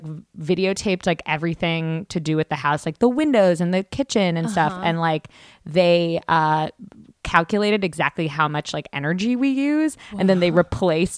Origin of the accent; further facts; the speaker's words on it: Canada; moved away as an adult; now in United States; I'm Canadian